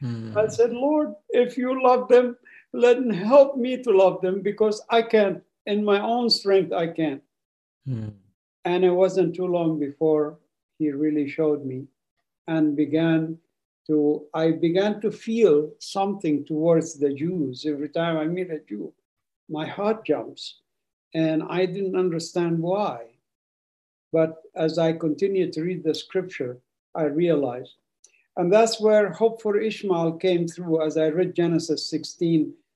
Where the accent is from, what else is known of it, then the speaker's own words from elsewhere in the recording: Gaza Strip, Palestine; born there; because my family originally from Jaffa. And I was born in the Gaza Strip because my family was basically left their home in Jaffa to escape the war of 1948 and came to Gaza